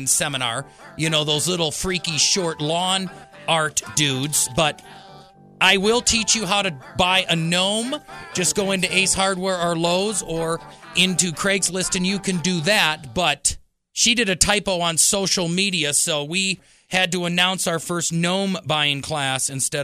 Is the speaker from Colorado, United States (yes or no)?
yes; Colorado Springs, Colorado, United States; I'm local. I'm not piped in from California or New York, Minnesota, or Nebraska. I am right from Colorado Springs here, El Paso County, Pikes Peak region